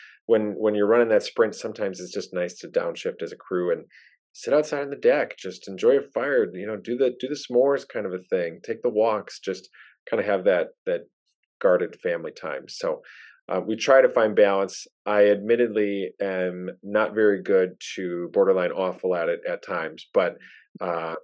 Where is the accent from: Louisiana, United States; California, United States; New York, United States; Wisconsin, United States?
Wisconsin, United States; accent: thick Wisconsin; I don't know if I'm a true Wisconsinite in a lot of senses